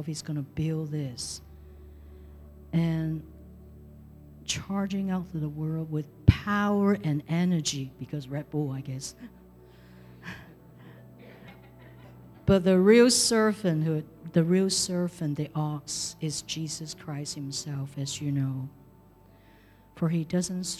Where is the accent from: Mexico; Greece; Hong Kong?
Hong Kong; now in San Jose, United States; I came from Hong Kong